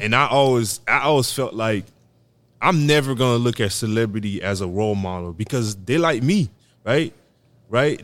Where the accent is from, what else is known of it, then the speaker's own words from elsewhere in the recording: Haiti; I'm from Haiti